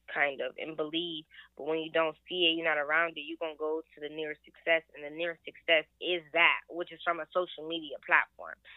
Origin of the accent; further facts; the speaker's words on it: Ohio, United States; moved away; I'm from Ohio.